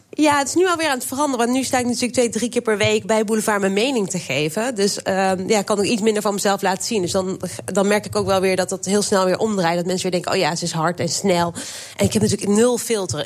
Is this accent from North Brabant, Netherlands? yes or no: yes; Waalwijk, North Brabant, Netherlands; Ik ben opgegroeid in Waalwijk